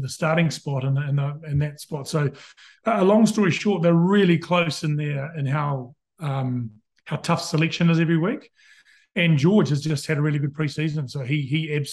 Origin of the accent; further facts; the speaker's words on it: Christchurch, Canterbury, New Zealand; moved away as an adult; now in London, United Kingdom; I'm a Canterbury boy. My dad's from Christchurch, mum's from Fiji, so I grew up in Christchurch.